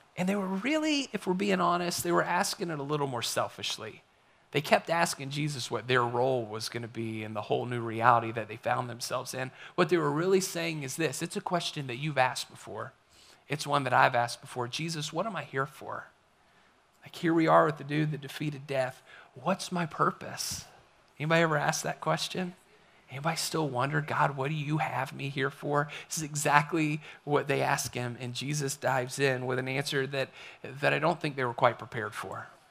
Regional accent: the Appalachians, United States; moved away; also born or lived in Kentucky / Florida / Kansas; I grew up in the Appalachians. I love the Appalachian Mountains. I love what you find in Tennessee and North Carolina. It is home for me

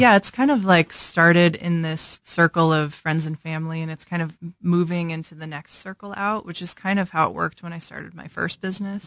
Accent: St. Louis, Missouri, United States; moved away as an adult; also born or lived in Chicago / Lawrence, Kansas; now in Kansas City, United States; I grew up in Saint Louis

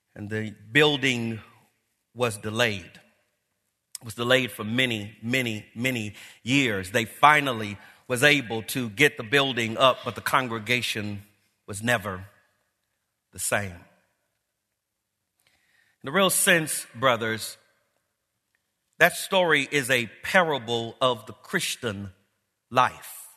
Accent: Los Angeles, California, United States; I grew up here in Los Angeles

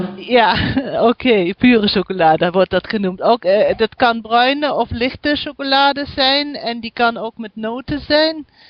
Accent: North Rhine-Westphalia, Germany; Dutch is a second language; ik ben Duitse. Ik woon in Noord-Rijn-Westfalen in eh, Duitsland

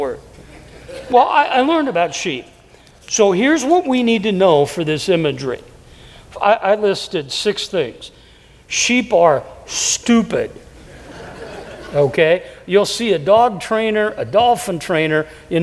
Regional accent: Davenport, Iowa, United States; moved away; I was raised in a city, Davenport

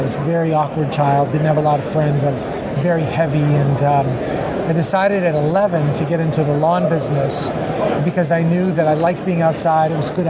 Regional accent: Miami, Florida, United States; You know, Miami's an interesting place to grow up. It's a very, very international feel.

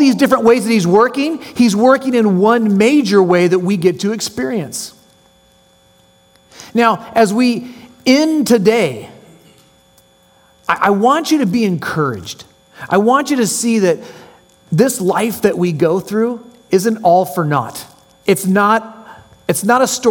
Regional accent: San Jose, California, United States; moved away as an adult; also born or lived in Cupertino, California / Salem, Oregon / Palmdale, California / Seattle, Washington; now in Orange County, United States; I was born in San Jose, California, lived in a little town called Cupertino that a corporate monster took over, and then I ended up moving to Salem, Oregon. My mom couldn't take the reins, so we moved back to San Jose

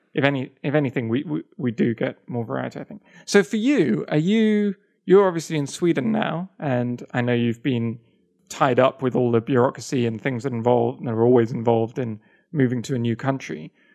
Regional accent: England, United Kingdom; moved away as an adult; also born or lived in Kyoto, Japan; I'm not American, I'm English

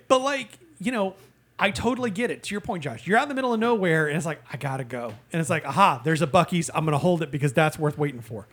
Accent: Indiana, United States; born or raised there; moved away

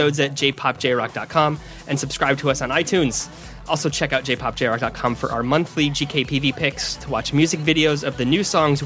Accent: United States; being American Japanese music fans

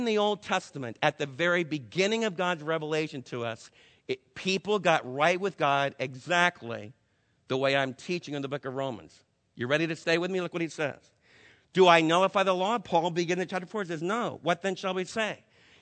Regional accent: New York, United States; moved away; I was raised back in New York with a lot of Jews

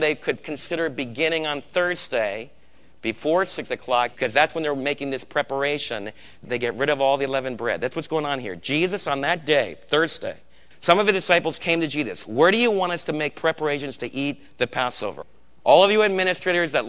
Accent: United States; as an American

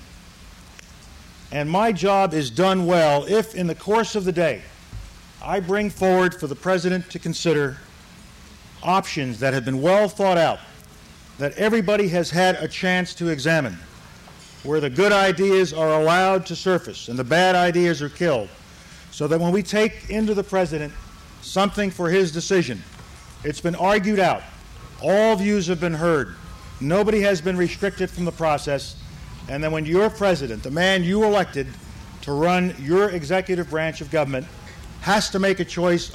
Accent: New York City, New York, United States; also born or lived in Harlem; I was raised in the South Bronx section of New York City.

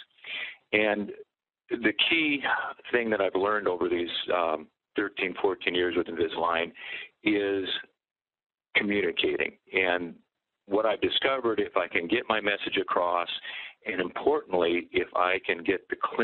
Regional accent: Iowa City, Iowa, United States; now in Minnesota, United States; Originally an Iowa boy, born and raised in Iowa City, Iowa. Went to Minnesota and have been in private practice all these years

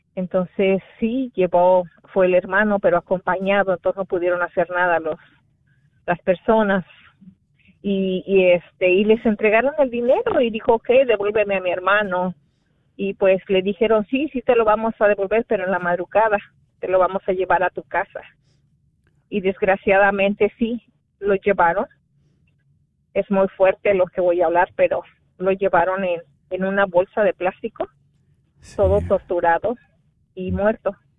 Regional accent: Guerrero, Mexico; moved away; donde soy originaria, que es el estado de Guerrero

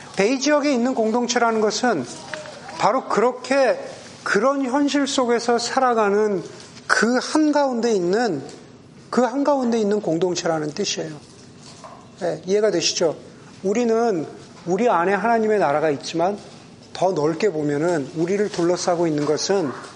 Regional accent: Southern California, United States; now in Bay Area, United States; 저 같은 우리 서던 캘리포니아 출신들은

